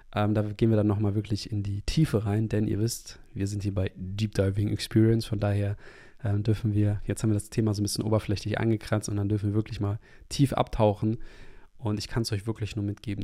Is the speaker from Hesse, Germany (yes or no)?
no; Hamburg, Germany; moved away; in meine Heimatstadt in Hamburg